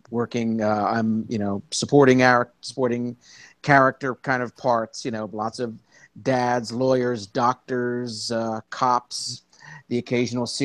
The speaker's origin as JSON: {"language": "English", "town": "Philadelphia", "region": "Pennsylvania", "country": "United States", "moved": "as an adult", "lives_now": "New York, United States", "said": "I'm originally from Philadelphia, and I have lived in New York since 2001."}